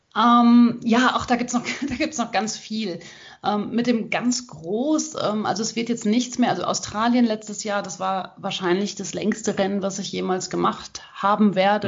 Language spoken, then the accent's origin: German; Hagen, North Rhine-Westphalia, Germany; ich komme aus Hagen